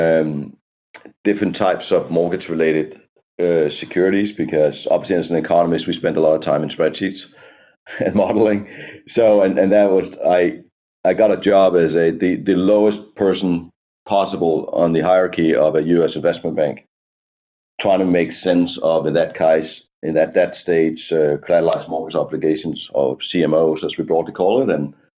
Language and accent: English; Denmark; moved away as an adult; now in United States; I'm from Denmark. I came to the United States a bit over 20 years ago